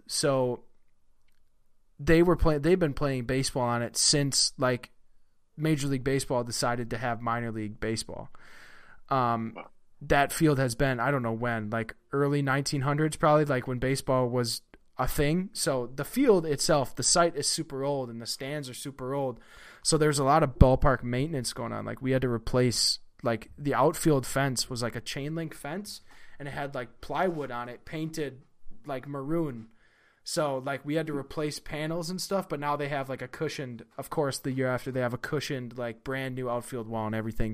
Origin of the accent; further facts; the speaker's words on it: Wisconsin, United States; I'm from Wisconsin